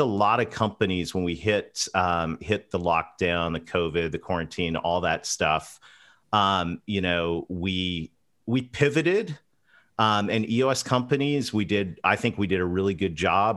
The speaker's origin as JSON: {"language": "English", "town": "London", "region": "Ontario", "country": "Canada", "tie": "born or raised there", "said": "I grew up between a, a dairy farm and a pig farm, uh, just about ten miles outside of London, Ontario"}